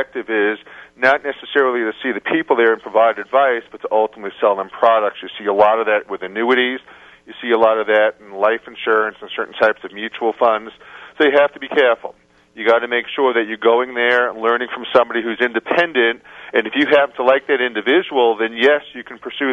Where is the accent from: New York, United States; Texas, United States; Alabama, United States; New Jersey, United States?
New York, United States; moved away as an adult; also born or lived in Scottsdale, Arizona; now in Denver, United States; I'm originally from New York